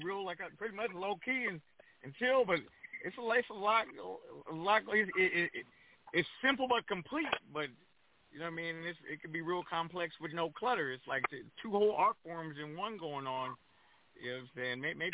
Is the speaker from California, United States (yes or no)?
yes; Pomona, California, United States; moved away as an adult; also born or lived in Crenshaw, Los Angeles; now in Los Angeles, United States; being a DJ growing up in Pomona